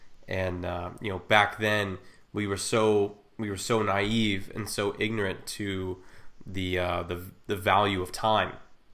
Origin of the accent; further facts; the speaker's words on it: Ohio, United States; No, I'm from Ohio.